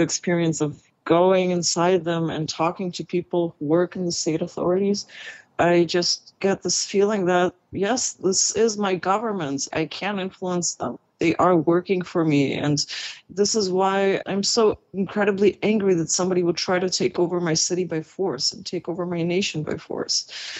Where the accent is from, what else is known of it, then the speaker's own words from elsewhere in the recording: Kyiv, Kyiv City, Ukraine; When I was growing up, I didn't, really appreciate that I was growing up in Kyiv.